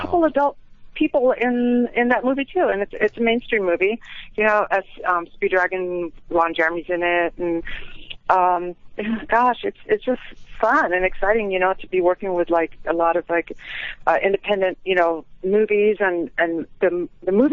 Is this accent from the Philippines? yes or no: yes; Philippines; moved away as an adult; now in Las Vegas, United States; I came here from the Philippines